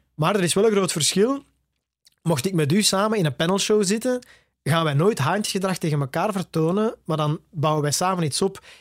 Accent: Tervuren, Flanders, Belgium; in Torp ter Vuren, waar ik opgegroeid ben

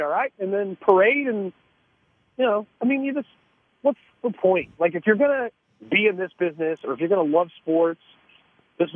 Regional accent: Kansas City, Missouri, United States; I grew up in Kansas City, and now I'm in Miami

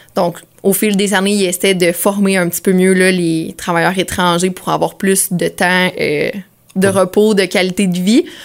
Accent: Sainte-Angèle-de-Prémont, Quebec, Canada; Je viens de Saint-Angèle-de-Prémont.

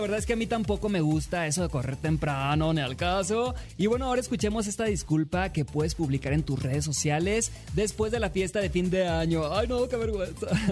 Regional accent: Mexico; siempre voy a ser mexicano, siempre lo primero va a ser México

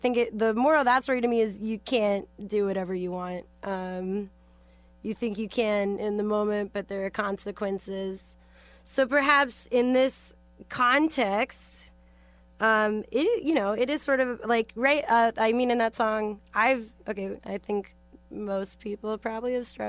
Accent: San Francisco, California, United States; I'm from San Francisco, so I'm familiar.

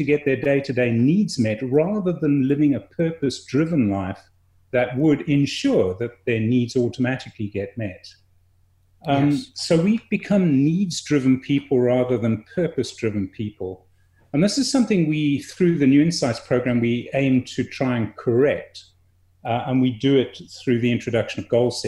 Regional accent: South Africa; also born or lived in England; My family emigrated when I was a fairly young boy. I moved to a different country. I'm English born and, you know, now South African bred

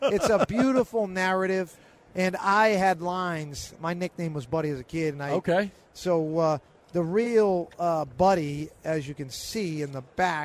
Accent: Salem, Massachusetts, United States; I grew up in Salem, Mass.

